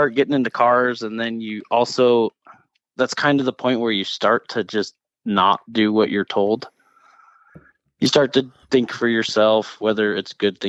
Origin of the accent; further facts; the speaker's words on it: Salt Lake City, Utah, United States; also born or lived in Tooele, Utah; Yes, I was born in Salt Lake City.